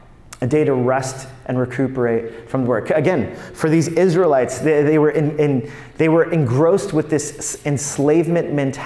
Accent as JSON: {"language": "English", "region": "New York", "country": "United States", "said": "Now, there's a part of me that as a New Yorker, I'm like, oh, that is so legalistic."}